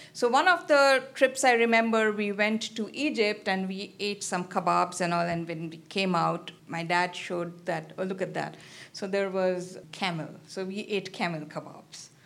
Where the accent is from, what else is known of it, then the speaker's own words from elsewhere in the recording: Kolkata, West Bengal, India; also born or lived in Nebraska / Princeton; now in Columbus, United States; I'm from, uh, eastern part, I'm from Calcutta